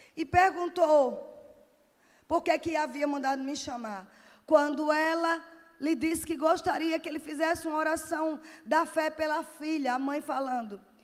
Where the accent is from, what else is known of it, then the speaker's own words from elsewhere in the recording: Northeast Region, Brazil; Sou nordestina mesmo